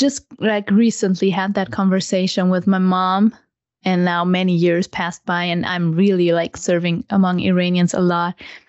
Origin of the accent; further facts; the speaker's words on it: Germany; and growing up in the German culture